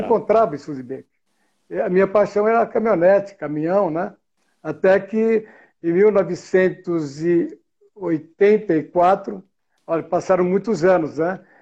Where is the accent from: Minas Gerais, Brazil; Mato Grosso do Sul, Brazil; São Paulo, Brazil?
São Paulo, Brazil; moved away as an adult; now in Campinas, Brazil; Estou em Campinas hoje, estou na minha empresa eu sou de São Paulo, Vila Madalena. Sou o primeiro mora morador da Vila Madalena